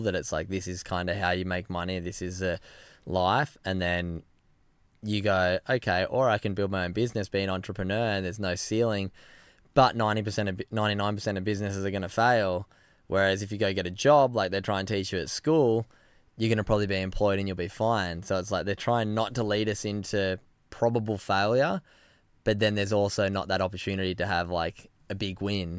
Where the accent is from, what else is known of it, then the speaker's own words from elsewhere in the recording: Narrabeen, New South Wales, Australia; moved away as an adult; also born or lived in Byron Bay; now in Gold Coast, Australia; where I grew up in Narrabeen